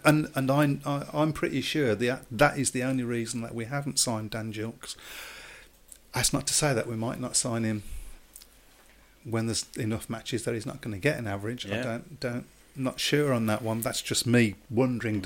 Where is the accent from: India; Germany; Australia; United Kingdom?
United Kingdom; Birmingham, West Midlands; accent: Brummie; as a Brummie myself